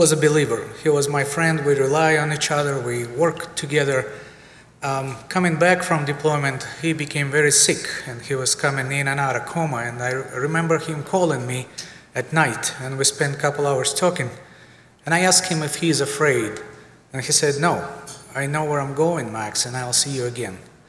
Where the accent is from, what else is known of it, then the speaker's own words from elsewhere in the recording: Siberia, Russia; moved away; I'm born and raised in Siberia, Russia